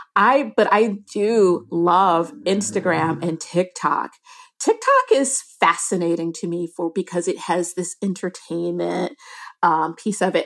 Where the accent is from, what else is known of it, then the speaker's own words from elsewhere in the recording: Detroit, Michigan, United States; I grew up in Detroit